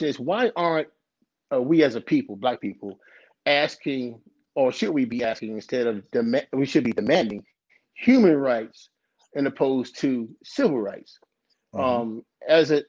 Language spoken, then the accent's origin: English; New York City, New York, United States; I'm born and raised in the Bronx. I'm from New York